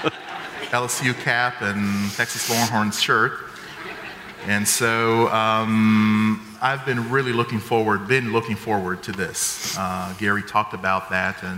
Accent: Jerusalem, Jerusalem District, Israel; I come from Jerusalem, just a few miles north of the city.

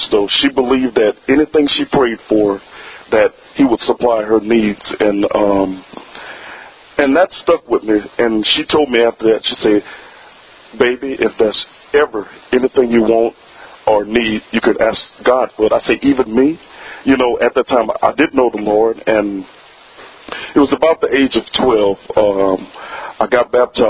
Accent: Plaquemine, Louisiana, United States; I grew up in a town called Plaquemine, Louisiana, which is by Baton Rouge

